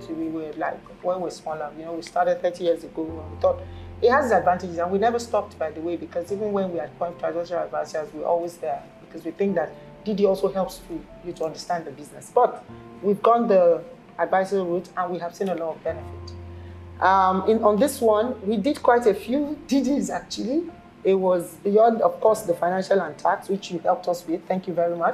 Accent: Nigeria; I'm Nigerian

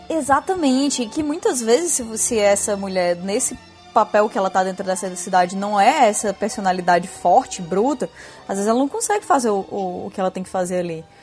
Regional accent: Northeast Region, Brazil; accent: Northeastern; com o meu sotaque

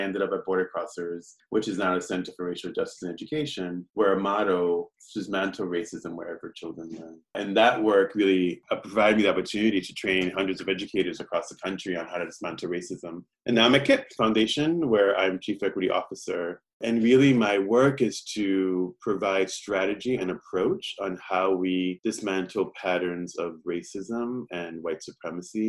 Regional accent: New York City, New York, United States; I grew up in Williamsburg, Brooklyn

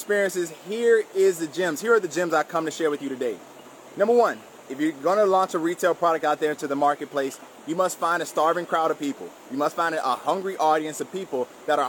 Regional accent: South Miami, Florida, United States; I grew up in South Miami, Florida to a single mom

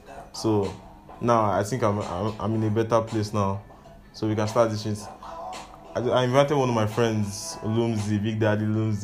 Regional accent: Nigeria; also born or lived in Lagos; as a Nigerian youth

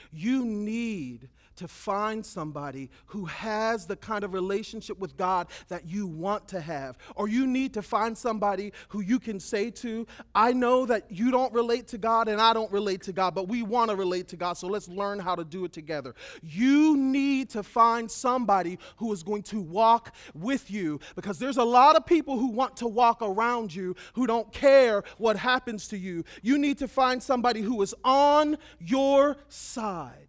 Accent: United States; I'm an American

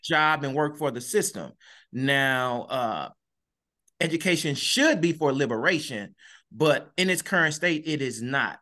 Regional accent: East St. Louis, Illinois, United States; I'm born and raised in East Saint Louis

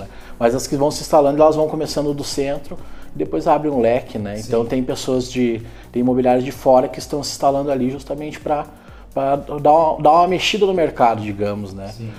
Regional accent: Canela, Rio Grande do Sul, Brazil; moved away as an adult; now in Gramado, Brazil; em Canela, agora estou residindo em Gramado

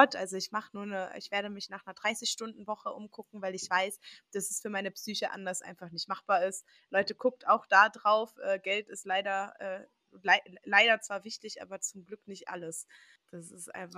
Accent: Dortmund, North Rhine-Westphalia, Germany; also born or lived in Würzburg; ich bin ab der vierten Klasse auch hier gewesen und jede Ferien waren wir hier

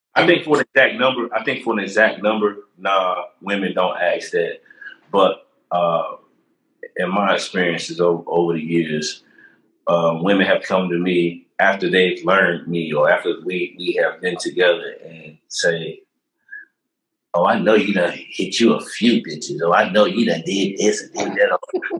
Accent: Charlotte, North Carolina, United States; also born or lived in Durham, North Carolina; I'm a Durhamite. You know what I mean? I was raised in Charlotte, but I'm a Durhamite by the heart

